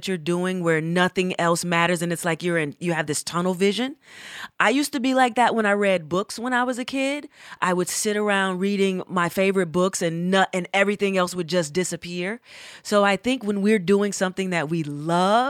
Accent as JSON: {"language": "English", "town": "Atlanta", "region": "Georgia", "country": "United States", "also_born_or_lived": "Berkeley, California", "said": "I am from Atlanta, Georgia"}